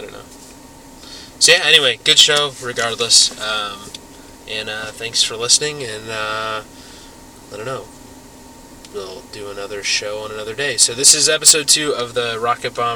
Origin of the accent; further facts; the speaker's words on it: Indiana, United States; we're from Indiana, so, you know, you grow up, like, being a good church-going kid